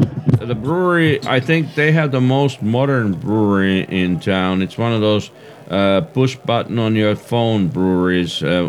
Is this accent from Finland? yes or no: yes; Finland; now in Boise, United States